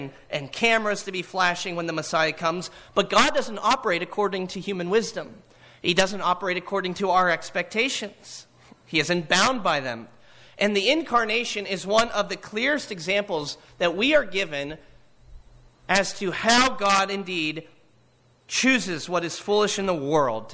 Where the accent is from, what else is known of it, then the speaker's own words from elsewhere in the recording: Hollidaysburg, Pennsylvania, United States; what it was like to grow up in Hollidaysburg, Pennsylvania